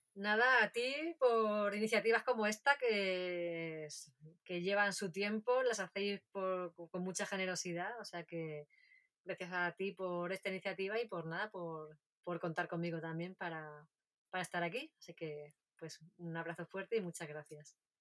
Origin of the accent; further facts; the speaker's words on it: a village near Castril, Granada province, Andalusia, Spain; una familia de, Castril, de, la provincia de Granada, muy cerquita de mi pueblo